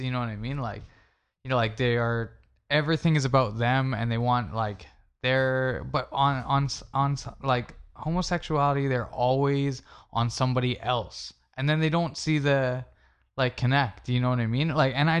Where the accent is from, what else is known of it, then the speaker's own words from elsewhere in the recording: Canada; I mean, we're Canadian, so whatever.